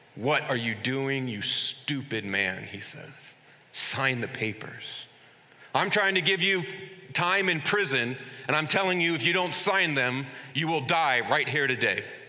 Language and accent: English; United States